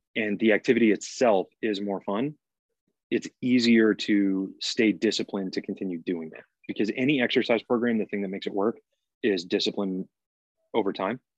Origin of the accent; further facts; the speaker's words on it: Massachusetts, United States; moved away; I'm originally from Massachusetts